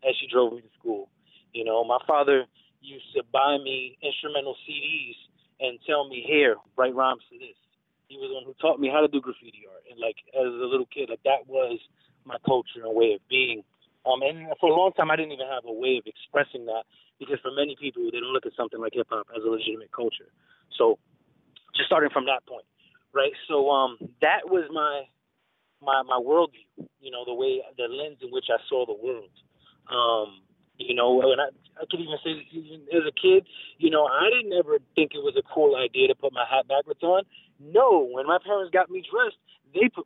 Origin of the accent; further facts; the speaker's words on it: New York City, New York, United States; born and raised in the Bronx, New York